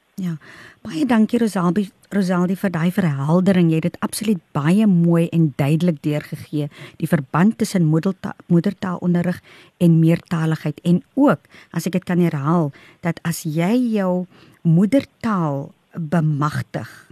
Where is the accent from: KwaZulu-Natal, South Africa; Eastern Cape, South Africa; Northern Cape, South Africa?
Northern Cape, South Africa; ek is van die Noord-Kaap